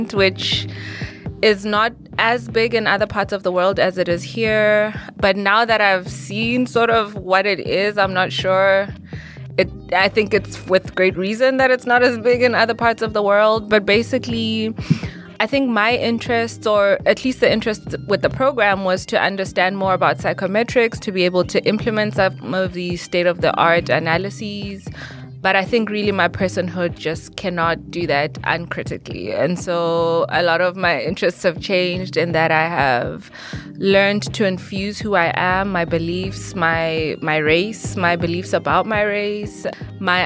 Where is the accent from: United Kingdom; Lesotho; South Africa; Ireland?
Lesotho; moved away as an adult; now in Greensboro, United States; I am an international student, also at UNC Greensboro, and I'm from Lesotho